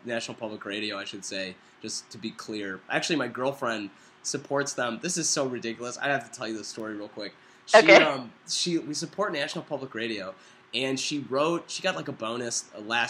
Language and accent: English; Midwest, United States; I'm from the Midwest